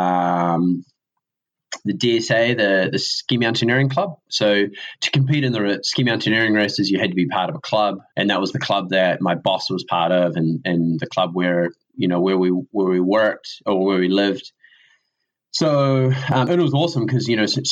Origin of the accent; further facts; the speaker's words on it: Riverton, Southland, New Zealand; accent: southern; also born or lived in Wanaka; now in Dunedin, New Zealand; I grew up in Riverton, way down south, like on the south coast